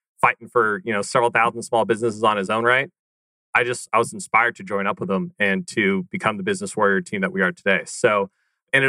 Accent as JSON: {"language": "English", "town": "Wichita", "region": "Kansas", "country": "United States", "tie": "born or raised there", "said": "I'm a good Midwestern guy. I grew up in Wichita, Kansas"}